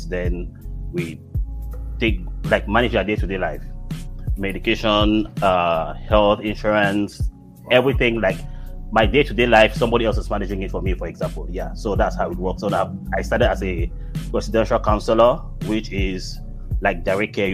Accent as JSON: {"language": "English", "country": "Cameroon", "first_language": "English", "moved": "as an adult", "lives_now": "United States", "said": "I'm originally from Cameroon, West Africa, and I've been here for about maybe 11, 12 years now"}